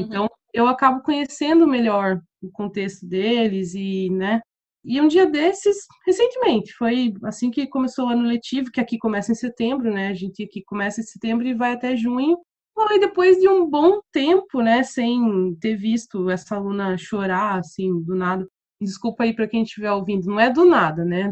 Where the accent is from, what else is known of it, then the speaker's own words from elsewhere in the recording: Curitiba, Paraná, Brazil; moved away as an adult; also born or lived in Goiás; now in Seville, Spain; morei em Curitiba quase minha vida inteira, então meu sotaque ainda me entrega